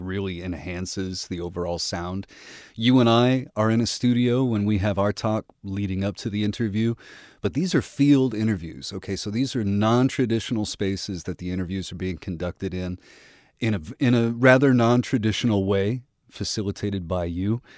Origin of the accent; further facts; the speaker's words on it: Midwest, United States; I grew up in the Midwest